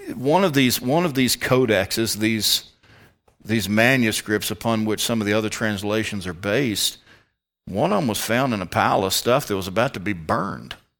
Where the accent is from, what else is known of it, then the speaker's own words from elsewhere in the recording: Richmond, Virginia, United States; moved away; I come from the Richmond, Central Virginia area